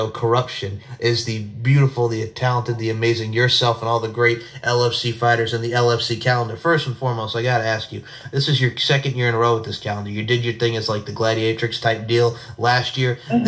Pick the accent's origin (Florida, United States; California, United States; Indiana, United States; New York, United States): New York, United States; East Islip; now in Myrtle Beach, United States; Growing up on New York, there's an East Islip